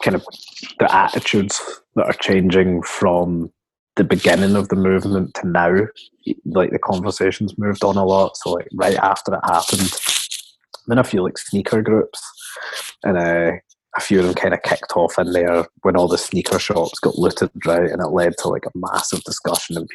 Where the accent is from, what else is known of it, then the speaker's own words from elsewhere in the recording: Coatbridge, Scotland, United Kingdom; I grew up in Coatbridge, like, white family, white friends